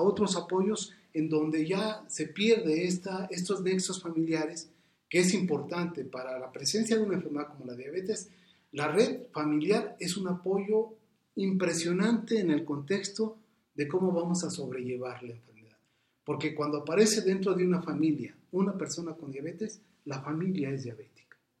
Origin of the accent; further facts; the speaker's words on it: Mexico; somos mexicanos y somos dependientes muchas de las ocasiones de la familia